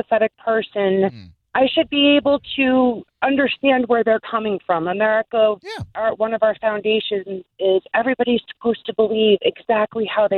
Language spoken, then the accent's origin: English; New York, United States; moved away; I am originally from New York